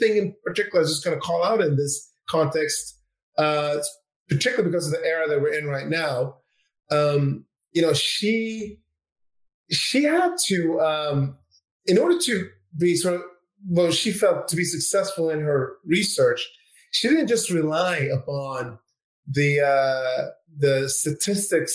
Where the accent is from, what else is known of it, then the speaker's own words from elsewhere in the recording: Sweden; My dad is Swedish. And I grew up in Sweden